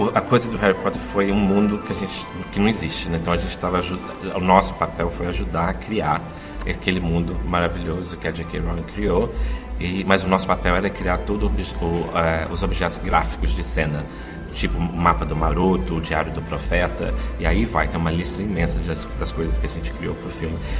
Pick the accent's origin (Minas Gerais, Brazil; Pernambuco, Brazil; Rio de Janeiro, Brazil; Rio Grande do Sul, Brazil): Minas Gerais, Brazil; Caxambu; moved away as an adult; also born or lived in Cruzília, Minas Gerais; Eu nasci em Cruzília, Minas Gerais, mas foi criado em Caxambu.